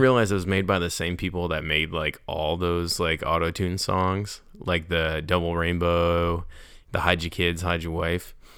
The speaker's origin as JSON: {"language": "English", "region": "New York", "country": "United States", "moved": "yes", "lives_now": "North Carolina, United States", "said": "I'm from New York"}